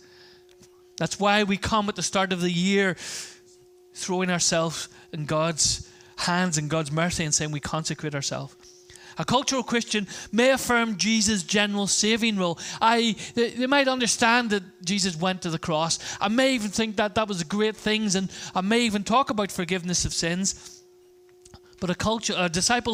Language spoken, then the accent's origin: English; Ireland; I'm Irish